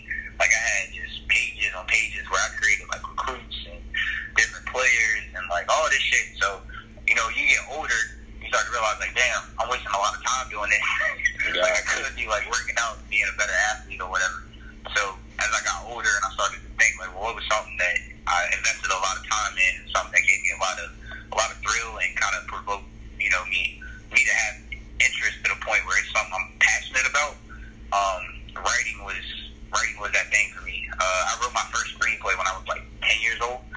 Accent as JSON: {"language": "English", "town": "Petersburg", "region": "Virginia", "country": "United States", "said": "I'm originally from Petersburg, Virginia"}